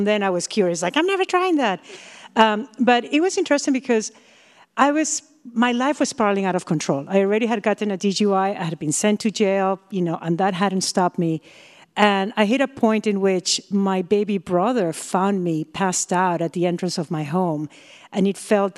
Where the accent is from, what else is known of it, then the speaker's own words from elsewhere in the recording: Peru; moved away as an adult; now in United States; from Peru and I'm going to Millersburg University of Pennsylvania